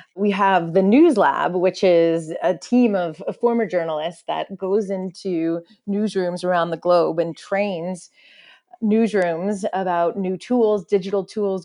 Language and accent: English; Silicon Valley, California, United States; I grew up in the Silicon Valley